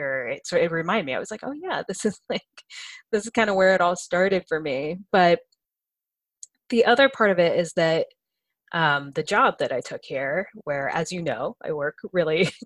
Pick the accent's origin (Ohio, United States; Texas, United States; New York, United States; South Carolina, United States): Ohio, United States; also born or lived in Boston; now in California, United States; I grew up in Ohio